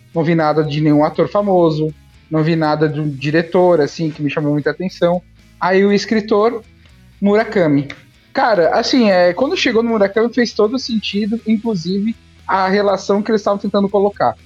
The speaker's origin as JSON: {"language": "Portuguese", "country": "Brazil", "said": "a gente se vê como brasileiro"}